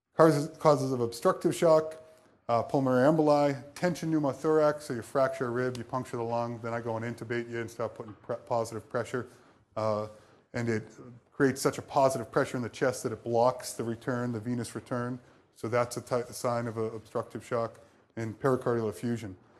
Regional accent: Boston, Massachusetts, United States; moved away; I'm from Boston

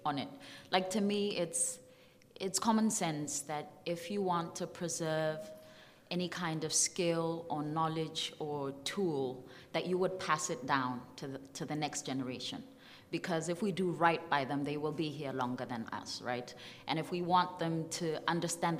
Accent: Botswana; I come from Botswana, and I'm here in Iowa City for 10 weeks

